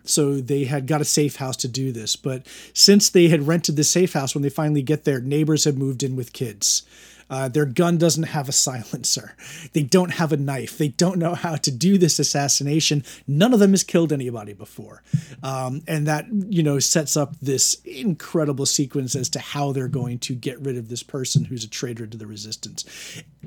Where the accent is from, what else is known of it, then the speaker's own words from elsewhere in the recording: United States; as an American in twenty twenty